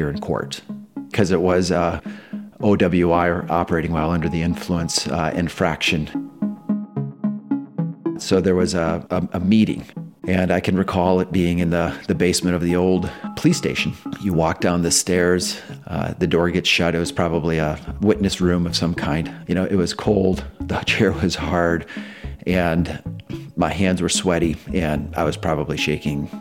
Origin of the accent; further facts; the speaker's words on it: Waverly, Iowa, United States; I grew up in Waverly, Iowa